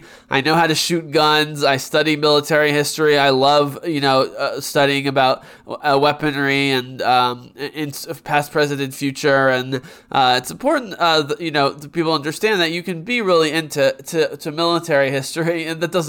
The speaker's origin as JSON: {"language": "English", "country": "United States", "said": "me being American"}